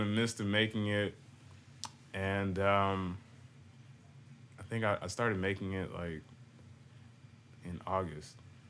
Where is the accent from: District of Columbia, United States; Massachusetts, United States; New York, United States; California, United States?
Massachusetts, United States; Boston; moved away; also born or lived in Virginia; So like, originally, like, I'm from Boston, and I was there like in my youth, you know what I'm saying? But then my mom, she like moved down to like Virginia and all that stuff